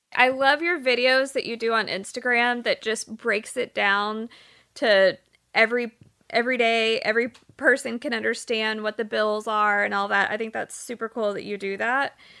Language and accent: English; Houston, Texas, United States; growing up in Houston